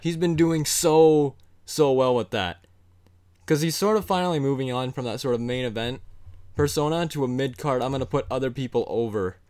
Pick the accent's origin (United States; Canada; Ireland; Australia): Canada; being two Canadian boys